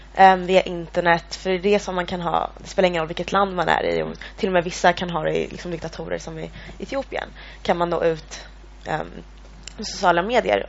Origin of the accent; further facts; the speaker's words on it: Eritrea; now in Sweden; jag kommer från Eritrea